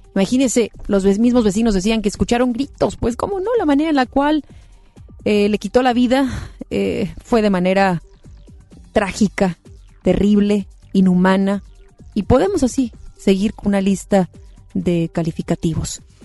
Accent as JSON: {"language": "Spanish", "country": "Mexico", "said": "como mexicanos, mexicanas"}